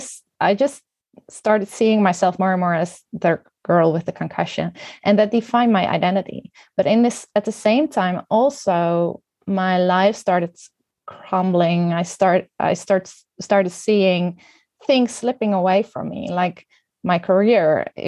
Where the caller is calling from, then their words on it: Netherlands; I'm joining you from the Netherlands.